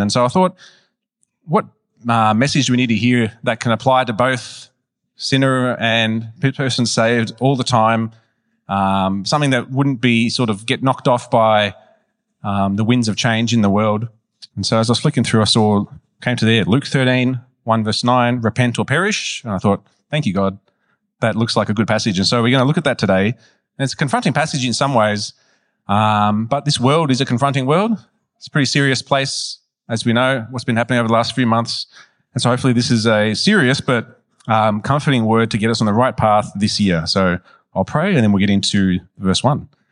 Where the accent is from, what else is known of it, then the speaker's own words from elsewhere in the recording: Melbourne, Victoria, Australia; I was raised in West Meadows, near Broadmeadows